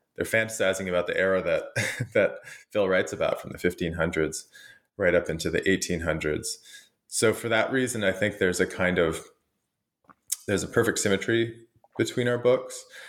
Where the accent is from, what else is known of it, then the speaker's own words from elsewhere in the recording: Canada; I'm Canadian